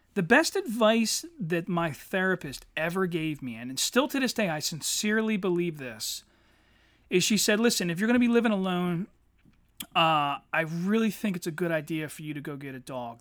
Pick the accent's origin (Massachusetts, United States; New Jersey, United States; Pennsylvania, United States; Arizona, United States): Pennsylvania, United States; Eddystone; growing up in Eddystone as a teenager